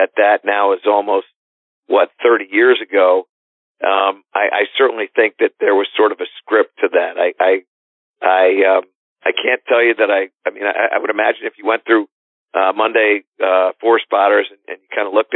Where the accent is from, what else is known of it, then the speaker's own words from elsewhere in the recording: Connecticut, United States; in Connecticut, which is my home state